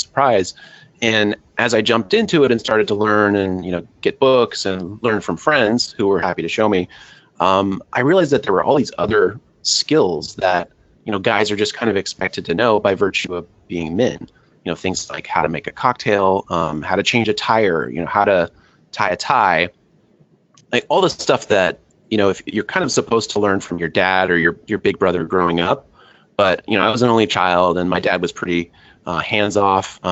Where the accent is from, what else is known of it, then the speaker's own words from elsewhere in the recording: California, United States; I'm from California. Lived in California all my life